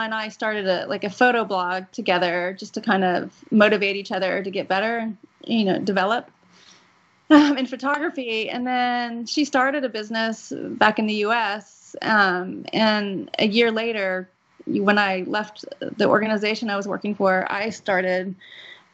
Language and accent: English; Dallas, Texas, United States; moved away as an adult; also born or lived in Boston; now in Moscow, Russia; I grew up in Texas